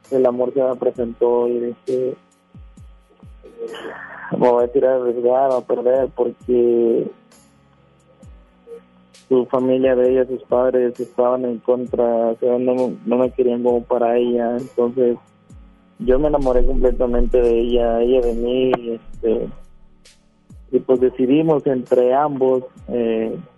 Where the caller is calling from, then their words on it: Guadalupe, Nuevo León, Mexico; No, estoy en Guadalupe, pero aquí en Guadalupe, Colonia en La Roca.